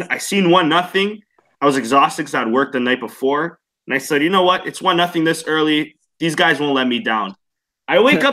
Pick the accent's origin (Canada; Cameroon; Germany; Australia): Canada; I'm Canadian